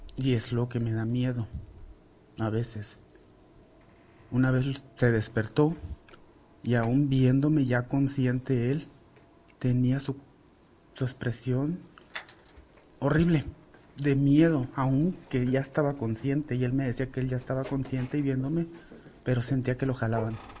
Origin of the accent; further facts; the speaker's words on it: Sinaloa, Mexico; moved away as an adult; now in Celaya, Mexico; yo soy de Sinaloa ya tengo cinco años aquí en Celaya viviendo con mi pareja